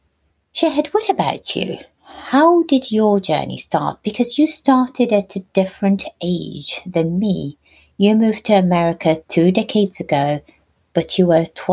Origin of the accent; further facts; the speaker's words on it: Baghdad, Baghdad Governorate, Iraq; English is a second language; moved away as an adult; now in London, United Kingdom; I was born and brought up in Baghdad in the late 70s. I moved to the UK in 1997 when I was 20 years old. Today, I live in London, England with my wonderful husband, Steve, and my two daughters, Layla and Lydia.